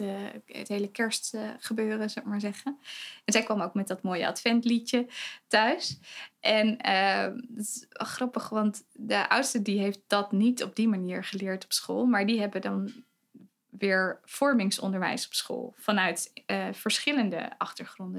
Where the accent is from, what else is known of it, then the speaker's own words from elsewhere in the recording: Betuwe, Gelderland, Netherlands; moved away as an adult; now in Zwolle, Netherlands; ik kom uit Betuwe.